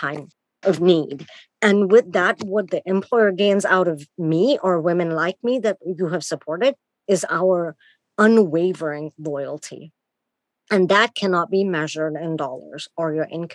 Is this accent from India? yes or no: yes; India; moved away; I'm born and raised in India